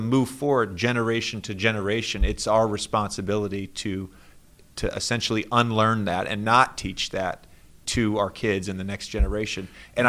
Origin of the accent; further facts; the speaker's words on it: Virginia, United States; moved away as an adult; Growing up in Virginia in public schools